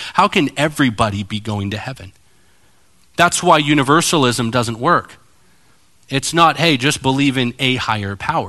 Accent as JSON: {"language": "English", "region": "California", "country": "United States", "lives_now": "Arizona, United States", "said": "It's kind of like, to me, Arizona. I came from California."}